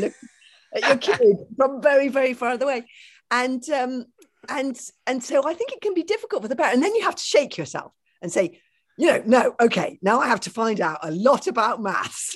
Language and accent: English; London, United Kingdom; I grew up in London in a house without a garden